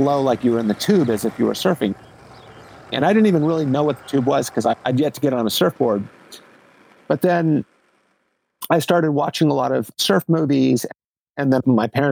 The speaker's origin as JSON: {"language": "English", "town": "Los Angeles", "region": "California", "country": "United States", "tie": "born or raised there", "said": "I grew up in Los Angeles"}